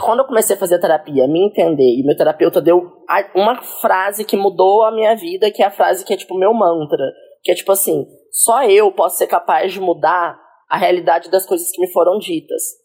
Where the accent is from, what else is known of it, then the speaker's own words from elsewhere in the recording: Caxambu, Minas Gerais, Brazil; now in São Paulo, Brazil; eu sou do sul de Minas, uma cidade ah, lá do interior de Minas Gerais, super homofóbica, é? super, é? tipo, chama Caxambu.